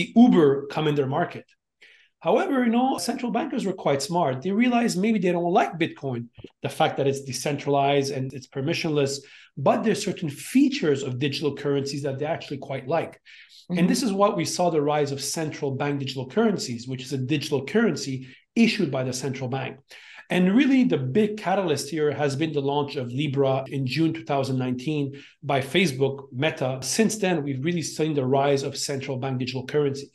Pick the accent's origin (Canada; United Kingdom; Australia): Canada; Montreal, Quebec; moved away as an adult; also born or lived in Beijing, China / Hong Kong; I grew up in Montreal, like you mentioned, come from a typical Armenian immigrant family, grew up there, became a lawyer